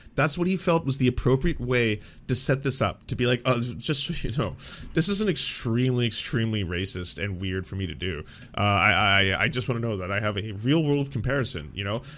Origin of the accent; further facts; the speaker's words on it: Canada; I'm a Canadian